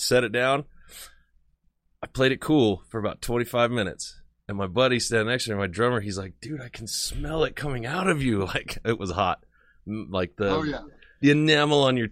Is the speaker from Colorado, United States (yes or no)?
yes; southern Colorado, United States; I grew up in the South Colorado